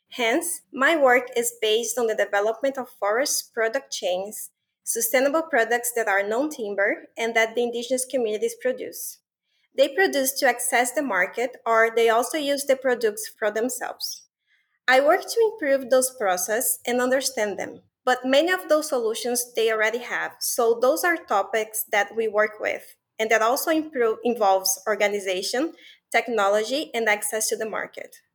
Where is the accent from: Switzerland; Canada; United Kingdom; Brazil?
Brazil; I'm originally from Brazil and I really appreciated the opportunity to share a little bit about the story of my country.